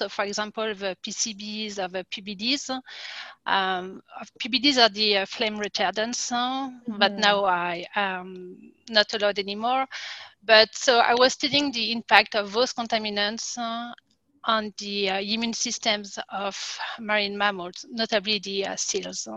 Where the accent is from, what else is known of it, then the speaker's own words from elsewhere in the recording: France; accent: French; English is a second language; moved away as an adult; also born or lived in Quebec, Canada; I'm French, as you can tell by my accent. So I was born and raised in France